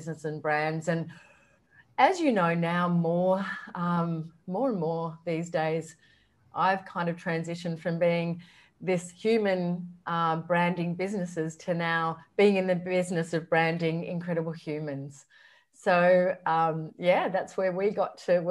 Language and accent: English; Canberra, Australian Capital Territory, Australia; moved away as an adult; also born or lived in Sydney; I grew up in Canberra, and back then it was a big, small country town